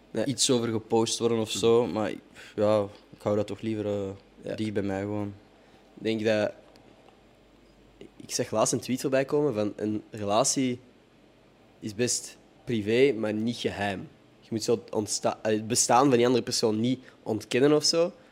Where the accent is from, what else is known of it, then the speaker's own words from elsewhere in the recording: Morocco; Ja, ik ben zelf ook Marokkaan mhm. en moslim.